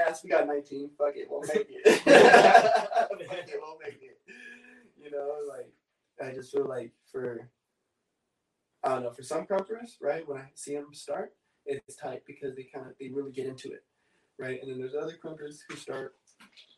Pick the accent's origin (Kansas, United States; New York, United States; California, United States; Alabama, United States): California, United States; Oxnard; I'm from Oxnard